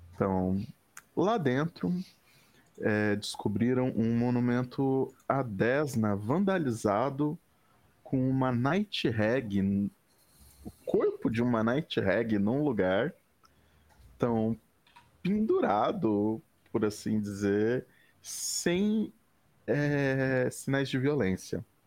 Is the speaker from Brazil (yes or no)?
yes; Brazil; Sendo brasileiro